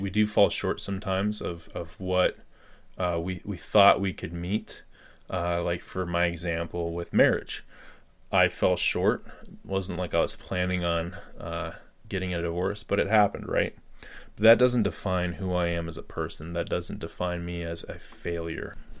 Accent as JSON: {"language": "English", "region": "Colorado", "country": "United States", "said": "I just got back to my home state of Colorado in the U.S."}